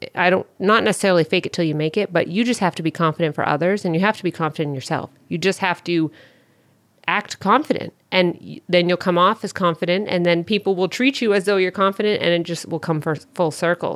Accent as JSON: {"language": "English", "region": "Northern New Hampshire", "country": "United States", "moved": "yes", "said": "I'm from Northern New Hampshire"}